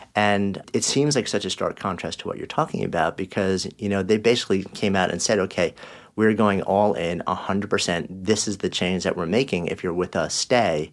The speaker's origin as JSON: {"language": "English", "region": "outside New York City", "country": "United States", "tie": "born or raised there", "said": "I grew up outside of New York City in a small town"}